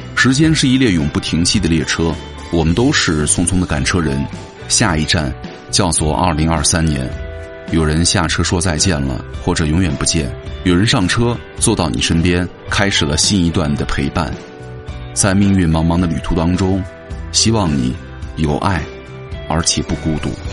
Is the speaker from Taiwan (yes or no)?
no; China; 我们中国人